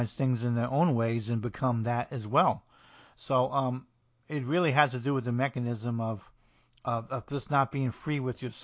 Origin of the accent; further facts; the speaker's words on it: New Jersey, United States; I'm from New Jersey and I speak a little like Tony Soprano